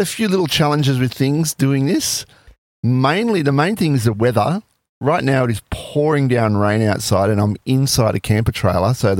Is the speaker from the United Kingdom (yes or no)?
no; Sydney, New South Wales, Australia; I'm from Sydney